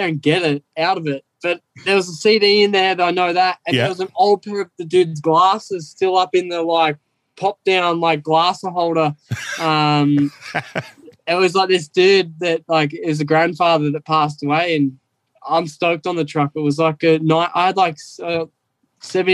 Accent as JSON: {"language": "English", "country": "Australia", "tie": "born or raised there", "moved": "as an adult", "lives_now": "California, United States", "said": "growing up in Australia"}